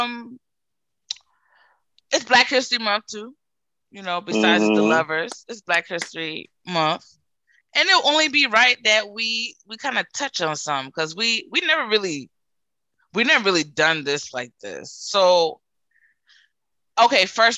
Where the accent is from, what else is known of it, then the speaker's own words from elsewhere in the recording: United States; I would identify as African American because I was born here in America and my parents are African